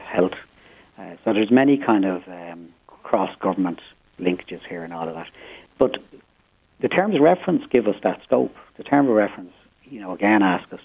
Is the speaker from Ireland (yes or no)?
yes; Dublin, Leinster, Ireland; I was born and reared in Finglas. I've reared my own family there